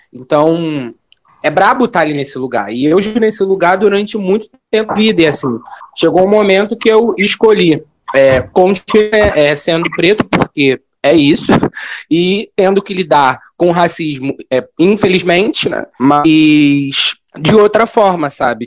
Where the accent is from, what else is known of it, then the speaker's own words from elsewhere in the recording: Rio de Janeiro, Brazil; Sou nascido e criado no Rio de Janeiro, única cidade possível